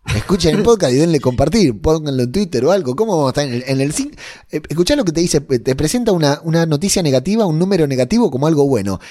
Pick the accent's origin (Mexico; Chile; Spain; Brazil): Spain; mi tierra querida